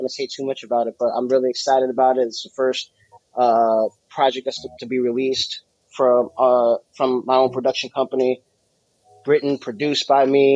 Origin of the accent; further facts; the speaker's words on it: Jersey City, New Jersey, United States; moved away as an adult; now in Atlanta, United States; I'm originally from Jersey City, New Jersey, born and raised on a waterfront, right in Newport between Hoboken and Exchange Place